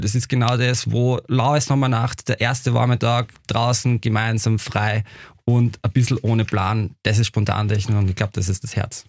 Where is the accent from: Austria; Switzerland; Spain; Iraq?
Austria; Upper Austria; now in Vienna, Austria; ich persönlich bin ja selber aus Oberösterreich